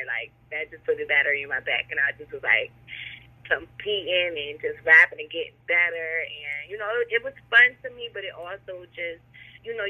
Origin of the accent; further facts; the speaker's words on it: Buffalo, New York, United States; now in North Carolina, United States; I grew up in Buffalo, New York